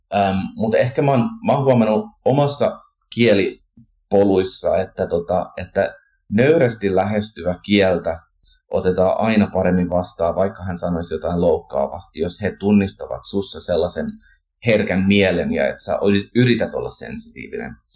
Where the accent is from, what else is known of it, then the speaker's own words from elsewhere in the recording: Canada; now in Finland; kun kasvoin Kanadassa suomalaisperheessä ja kävin siirtolaisseurakunnassa